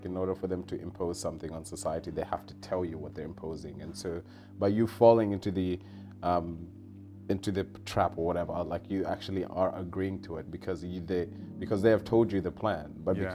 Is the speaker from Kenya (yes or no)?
yes; Kenya; now in Australia; I'm from Africa